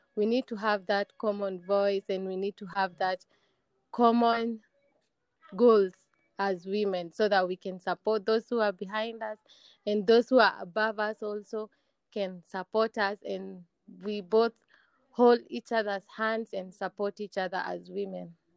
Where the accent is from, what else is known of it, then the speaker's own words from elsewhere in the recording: Kenya; I am from Kenya